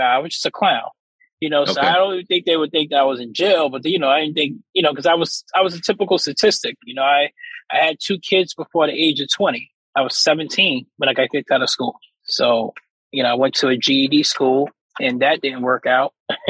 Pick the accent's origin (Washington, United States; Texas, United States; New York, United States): New York, United States; South Jamaica; So I grew up in South Jamaica. I had a great family household. You know, my dad would always be by there. It was me and my brother.